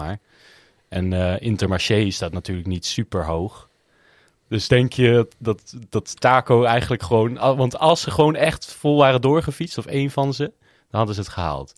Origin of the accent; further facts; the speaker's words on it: Netherlands; wij als Nederlanders